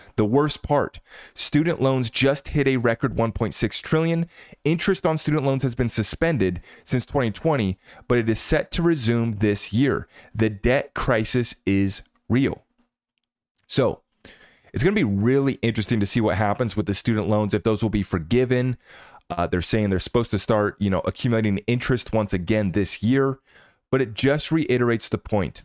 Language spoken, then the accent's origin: English; United States; as an American